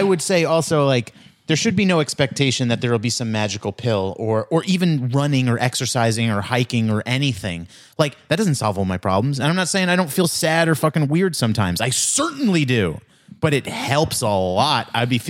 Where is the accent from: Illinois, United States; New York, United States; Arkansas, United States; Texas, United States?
New York, United States; Queens; So where I grew up near Hillside, Queens, has become a very Indian neighborhood.